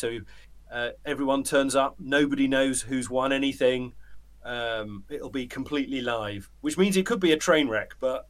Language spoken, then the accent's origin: English; United Kingdom; moved away; I'm a British bloke in the middle of metaphorical nowhere